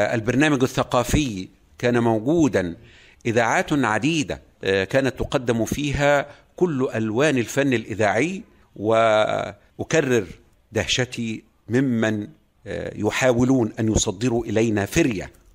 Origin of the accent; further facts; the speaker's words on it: Lake Burullus, Kafr El Sheikh Governorate, Egypt; moved away as an adult; also born or lived in Cairo; هذه البيئه هي بيئه الصيادين في بحيره البرولوس حيث كان والدي صيادا شانه شان كل او معظم سكان هذه البقعه العزيزه من بقاع مصرنا الحبيبه ونشات في هذه البيئه